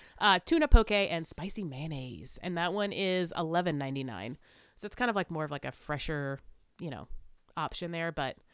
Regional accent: South Carolina, United States; I'm from South Carolina.

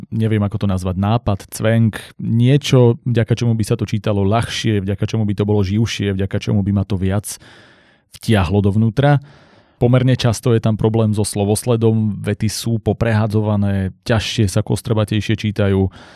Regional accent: Slovakia; u nás v Slovenčine

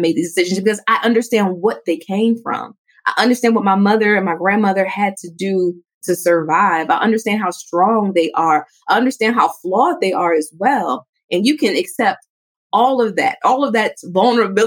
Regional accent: New York City, New York, United States; I grew up in New York City

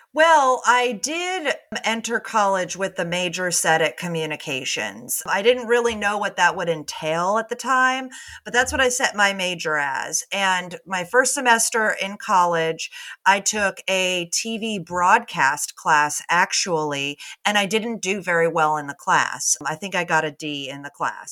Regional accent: Connecticut, United States; moved away as an adult; also born or lived in New York City; now in Austin, United States; I'm originally from New England, grew up in Connecticut, and then moved to New York City after college, and then I moved to Austin

